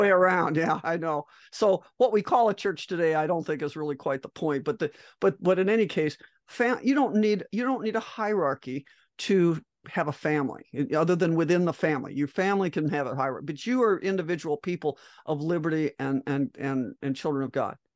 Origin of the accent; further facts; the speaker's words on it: Great Plains, Midwest, United States; I grew up in Lightning City. I mean, I'm in the Midwest, in the Great Plains